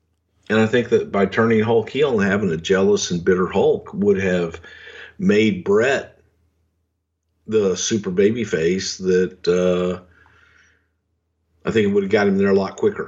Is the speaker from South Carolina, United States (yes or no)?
no; Houston, Texas, United States; Houston, WrestleMania 17. That was my hometown.